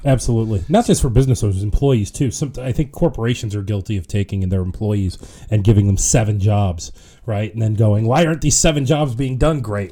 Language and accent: English; Ohio, United States; moved away as an adult; now in Rochester, United States; I'm not from here. I'm from Ohio